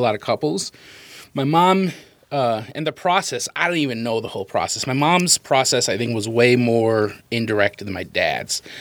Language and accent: English; United States; we definitely have the most American upbringing